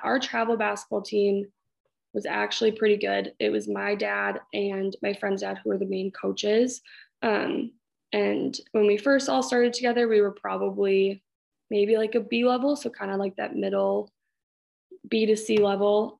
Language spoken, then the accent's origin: English; Hastings, United States; I grew up in Hastings, everything uh, from the get go